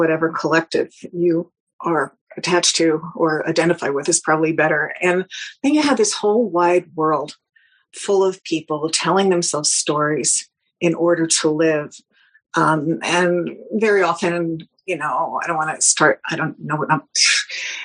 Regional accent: New York, United States; I'm a New Yorker

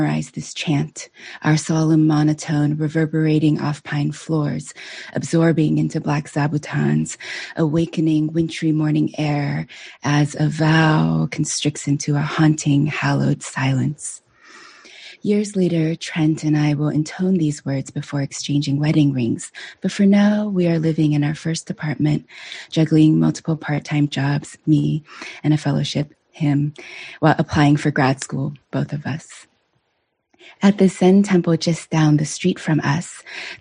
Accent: United States; English is a second language; also born or lived in China / Pennsylvania / Washington State; I say China when asked, where are you from? Because responding with Pennsylvania and Washington State

